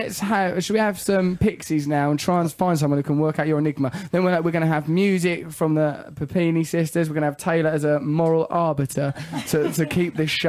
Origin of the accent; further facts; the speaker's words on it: England, United Kingdom; I'm an English person.